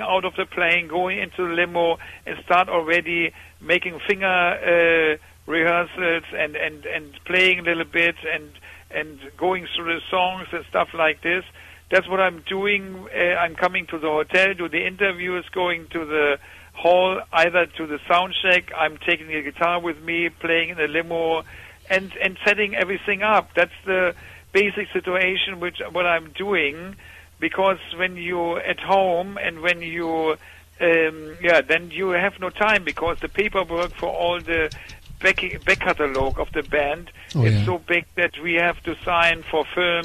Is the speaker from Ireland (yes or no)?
no; Germany; we are coming from Germany